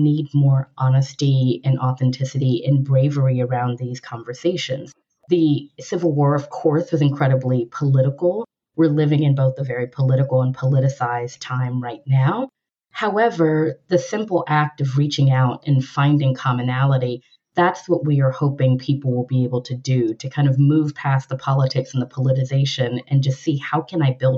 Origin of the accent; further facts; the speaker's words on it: Louisiana, United States; I am a Black woman that was raised in the South. I'm originally from Louisiana